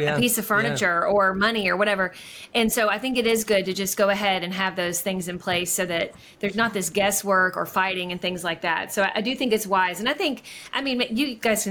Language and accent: English; Kentucky, United States; now in Georgia, United States; when we live away from our home state, we're from Kentucky, we live in Georgia.